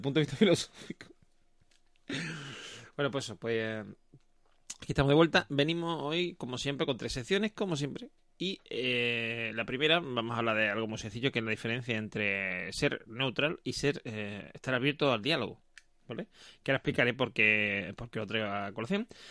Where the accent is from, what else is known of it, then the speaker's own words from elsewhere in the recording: Seville, Andalusia, Spain; yo cuando era chico, por ejemplo, la gente aquí en Sevilla me decía que si yo era de fuera, no sé qué, porque tenía poco acento